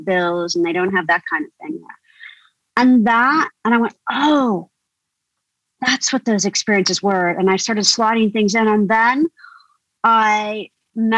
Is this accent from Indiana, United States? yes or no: yes; rural Indiana, United States; moved away as an adult; also born or lived in Deep South; this is rural Indiana and I was different anyway, because I'm half Indian, half English